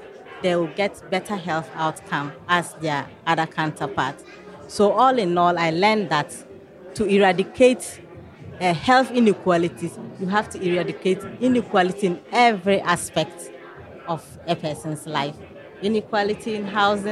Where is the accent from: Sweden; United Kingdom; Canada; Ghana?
Ghana; moved away as an adult; now in United States; I'm Black, but I'm not from America. I'm from Ghana, in Africa. So I just came here to do my master's